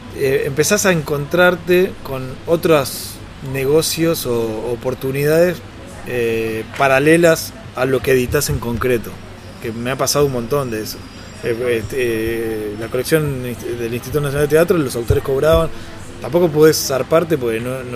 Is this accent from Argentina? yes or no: yes; Argentina; Como argentino